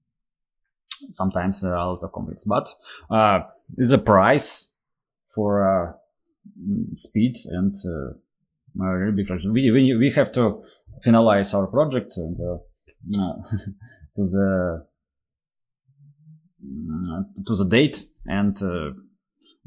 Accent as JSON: {"language": "English", "country": "Russia", "said": "I'm from Russia"}